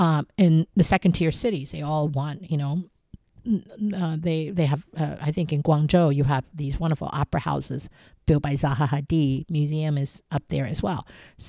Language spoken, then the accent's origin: English; Taiwan; I go back to my childhood growing up in Taiwan with a palace museum in my backyard.